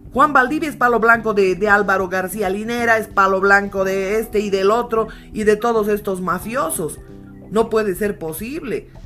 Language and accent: Spanish; Bolivia; si nosotros como bolivianos no cuidamos nuestra patria, que es la única que tenemos